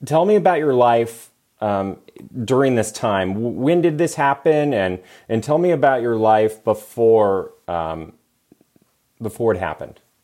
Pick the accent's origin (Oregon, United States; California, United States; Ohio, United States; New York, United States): California, United States; now in Las Vegas, United States; my home state, California